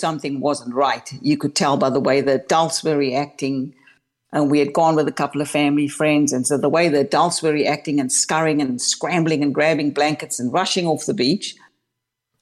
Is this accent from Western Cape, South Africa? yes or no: yes; Cape Town, Western Cape, South Africa; I was born and raised in Cape Town, South Africa